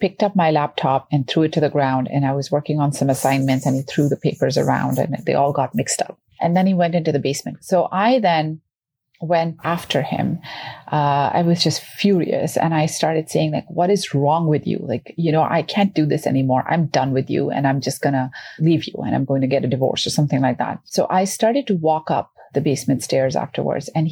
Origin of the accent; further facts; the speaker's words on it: Canada; as a Canadian